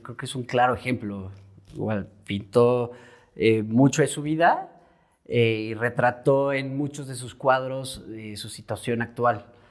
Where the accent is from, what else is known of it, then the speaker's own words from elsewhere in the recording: Querétaro, Mexico; Soy pintor, eh, soy queretano, tengo 29 años